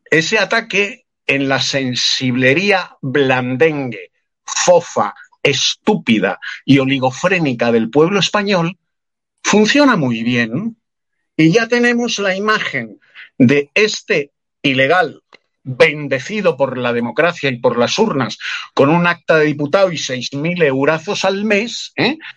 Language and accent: Spanish; Spain; Yo soy español como ella